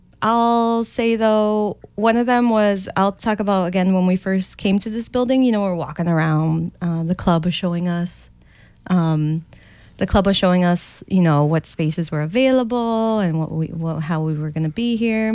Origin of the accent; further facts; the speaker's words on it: Chicago, Illinois, United States; I grew up in Lolo Village